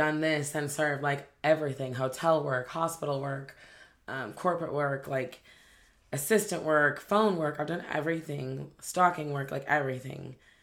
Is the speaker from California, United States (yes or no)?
yes; Los Angeles, California, United States; moved away as an adult; also born or lived in Glendale, California / Palm Springs, California; now in Jacksonville, United States; Originally Los Angeles, Glendale. And then I moved to Palm Springs, went to high school there, and just pretty much grew up out there between LA. So it was SoCal chick